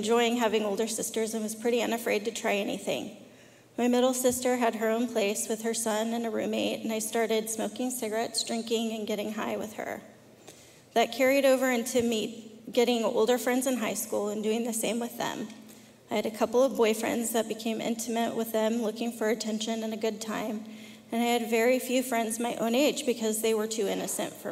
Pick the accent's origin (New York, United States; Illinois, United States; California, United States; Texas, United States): California, United States; accent: Southern; also born or lived in Arkansas; We moved to California from Arkansas when I was 4 years old.